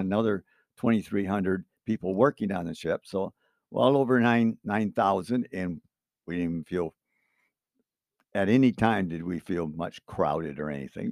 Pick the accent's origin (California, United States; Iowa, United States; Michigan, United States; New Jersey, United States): Michigan, United States; Cutlerville; I grew up in Cutlerville here, sixty-eighth